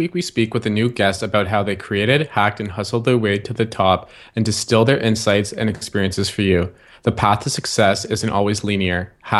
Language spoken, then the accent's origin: English; Ottawa, Ontario, Canada; So, so we're both from Ottawa, Ontario.